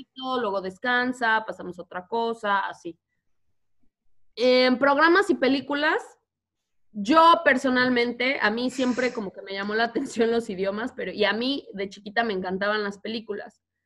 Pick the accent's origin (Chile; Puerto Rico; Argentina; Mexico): Mexico; accent: Mexican; moved away as an adult; now in United States; no hablan como yo, que me crié en México.